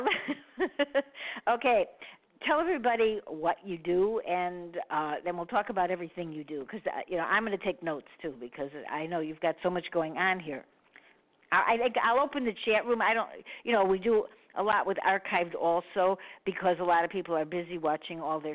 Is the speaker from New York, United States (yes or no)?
no; Chicago, Illinois, United States; I'm from Chicago